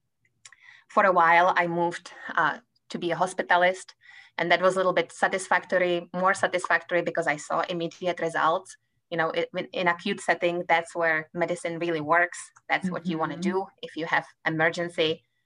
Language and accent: English; Czechia; English is a second language; moved away as an adult; also born or lived in Prague; now in Kansas City, United States; as you can tell from my accent, I come from Czech Republic